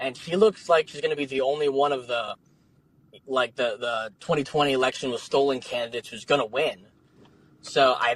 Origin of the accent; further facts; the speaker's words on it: New Jersey, United States; moved away as an adult; now in Arizona, United States; I'm from New Jersey